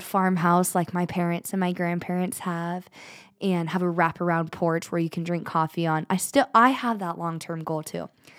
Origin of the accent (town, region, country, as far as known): United States; born or raised there